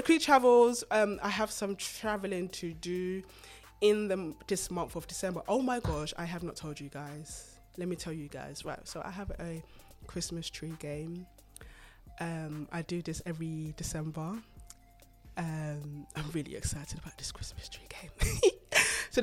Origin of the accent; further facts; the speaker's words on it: Ghana; I'm Ghanaian